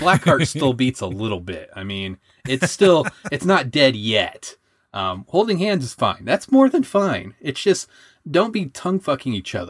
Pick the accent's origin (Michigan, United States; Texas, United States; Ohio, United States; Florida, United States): Michigan, United States; also born or lived in Southern Indiana, United States; I mean, it's like I'm from Michigan and Southern Indiana.